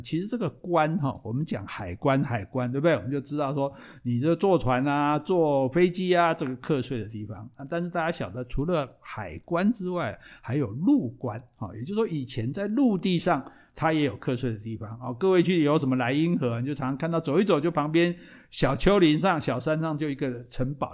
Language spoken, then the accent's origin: Chinese; Taiwan; 我们台湾人讲圣地亚哥都，讲不顺眼，讲不顺哦